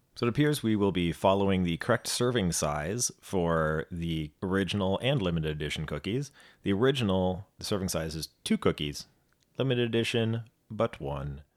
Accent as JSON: {"language": "English", "country": "United States", "said": "we are two Americans who've never been to Australia"}